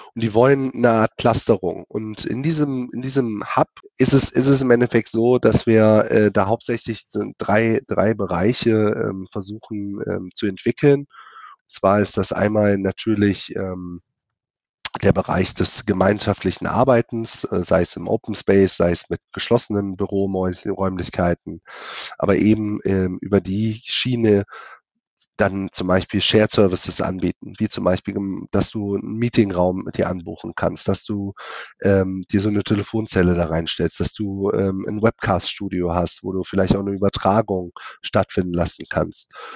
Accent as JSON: {"language": "German", "country": "Germany", "said": "bei uns in Deutschland"}